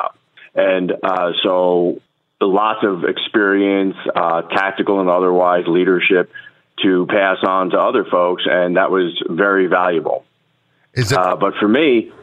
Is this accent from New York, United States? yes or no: yes; Long Island, New York, United States; accent: New York; moved away as an adult; also born or lived in Norfolk, Virginia; Originally from Long Island, New York